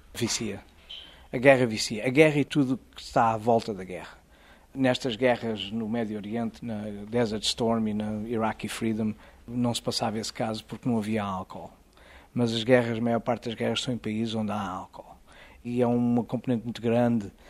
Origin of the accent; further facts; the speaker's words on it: Azores, Portugal; moved away as an adult; also born or lived in Lebanon / Egypt / Israel; now in United States; eu sou açoriano